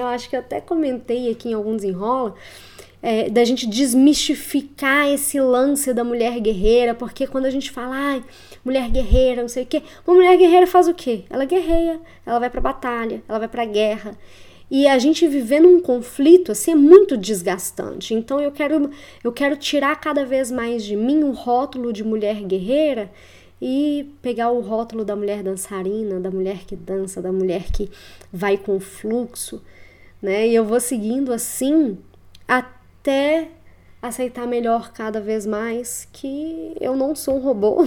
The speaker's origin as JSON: {"language": "Portuguese", "town": "Belo Horizonte", "region": "Minas Gerais", "country": "Brazil", "tie": "born or raised there", "also_born_or_lived": "Curitiba, Paraná", "moved": "as an adult", "said": "eu sou natural de Belo Horizonte e retornei a BH nesta última semana"}